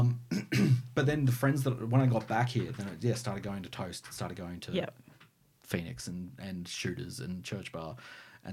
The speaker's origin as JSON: {"language": "English", "town": "Canberra", "region": "Australian Capital Territory", "country": "Australia", "tie": "born or raised there", "said": "As a teenager, I grew up in Western Creek"}